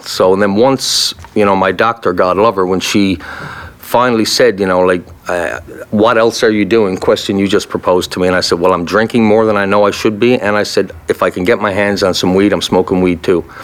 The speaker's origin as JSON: {"language": "English", "region": "Newfoundland and Labrador", "country": "Canada", "also_born_or_lived": "Kingston", "moved": "yes", "said": "I'm Irish descendant from Newfoundland"}